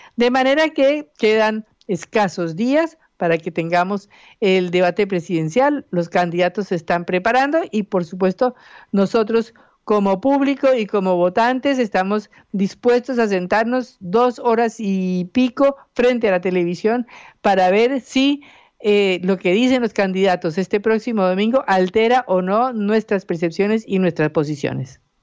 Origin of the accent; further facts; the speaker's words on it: Colombia; moved away as an adult; now in Argentina; yo soy colombiana